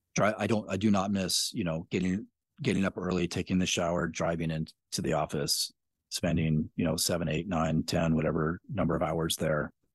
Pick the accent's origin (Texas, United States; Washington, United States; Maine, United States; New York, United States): Washington, United States; Spokane; I grew up in Spokane